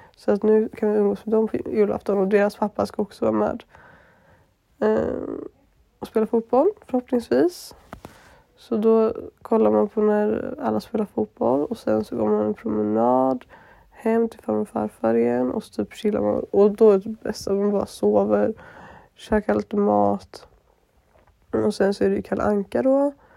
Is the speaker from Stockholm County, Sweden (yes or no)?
no; Gothenburg, Västra Götaland, Sweden; moved away; så är jag hemma i Göteborg med min moster och min mormor och min familj